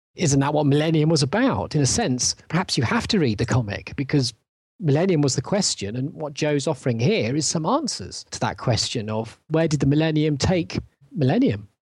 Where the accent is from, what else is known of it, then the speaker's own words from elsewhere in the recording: England, United Kingdom; for me as an English person